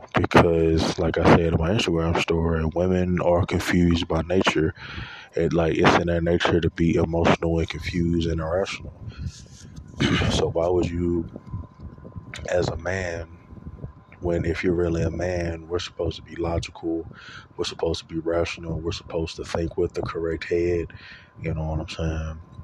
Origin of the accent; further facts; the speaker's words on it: Louisiana, United States; moved away as an adult; now in Texas, United States; I'm originally from Louisiana. I currently live in Texas. I left. Uh, I left March of 2018.